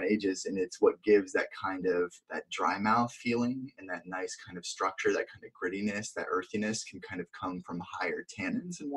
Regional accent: Vermont, United States; moved away as an adult; now in California, United States; I grew up in Vermont

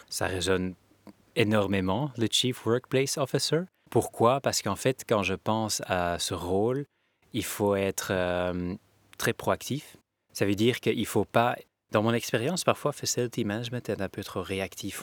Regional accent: Belgium; On est tous des Belges

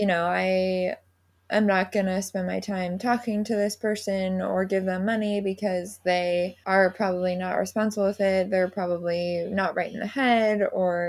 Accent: Seattle, Washington, United States; I'm actually from Seattle

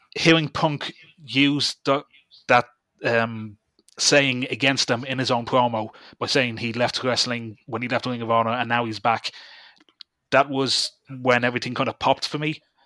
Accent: Dublin, Leinster, Ireland; I'm from Dublin

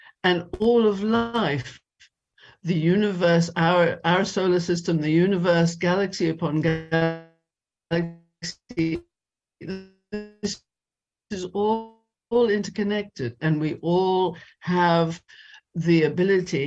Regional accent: South Africa; also born or lived in London, United Kingdom; now in Amsterdam, Netherlands; I was born in South Africa

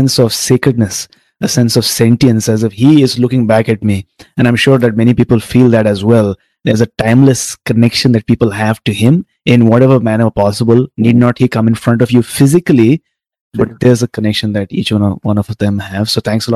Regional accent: Tamil Nadu, India; I'm from Tamil Nadu. I'm a South Indian.

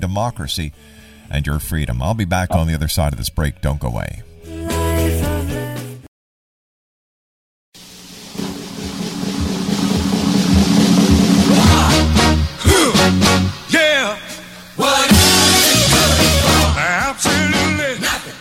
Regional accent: Canada; I'm being a Canadian

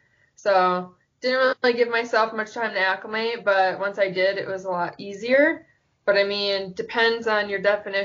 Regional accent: Wisconsin, United States; growing up in Wisconsin

